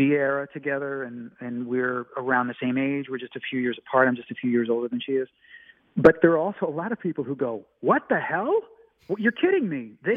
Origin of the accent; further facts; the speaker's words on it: Chicago, Illinois, United States; moved away as an adult; now in Los Angeles, United States; I was from Chicago